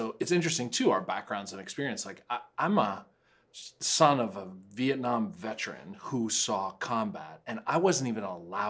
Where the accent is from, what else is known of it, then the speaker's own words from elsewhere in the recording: United States; I'm an American citizen